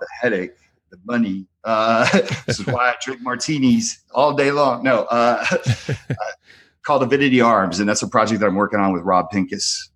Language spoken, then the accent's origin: English; United States; moved away; also born or lived in New Jersey / San Francisco, California; I grew up in Jersey and San Francisco